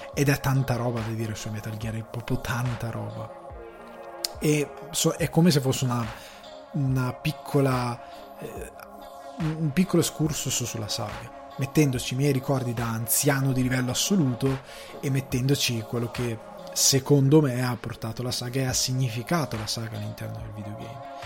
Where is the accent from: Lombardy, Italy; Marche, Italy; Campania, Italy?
Lombardy, Italy; countryside around Crema; io vivevo in, ehm, in un paesino della campagna cremasca